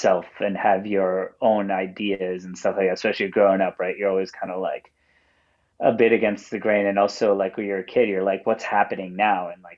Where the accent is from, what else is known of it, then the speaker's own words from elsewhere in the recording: Wantagh, New York, United States; moved away as an adult; also born or lived in Mineola, New York / Jersey Shore; now in Brooklyn, United States; I'm from Wantagh, born and raised there. Lived there for the first, 19 or so years of my life before I moved to Brooklyn. And now I reside in Brooklyn and the Jersey Shore.